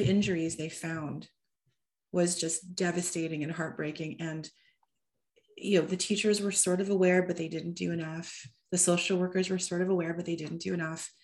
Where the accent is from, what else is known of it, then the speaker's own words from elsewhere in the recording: Toronto, Ontario, Canada; first language English; moved away as an adult; also born or lived in Seattle; it's partially set in Toronto for the first time, which is my hometown.